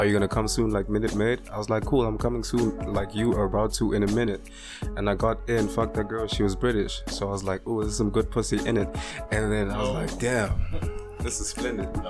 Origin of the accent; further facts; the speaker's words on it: South Africa; as South African men, as African men in general